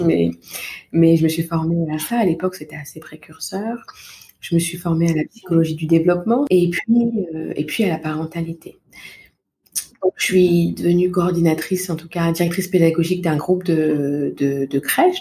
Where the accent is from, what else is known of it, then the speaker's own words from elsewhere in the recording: Val-de-Marne, Paris region, Île-de-France, France; moved away; je suis originaire de naissance du Val-de-Marne, en région mmh. parisienne, où j'ai passé toute mon enfance, mon adolescence et puis euh, ma première vie d'adulte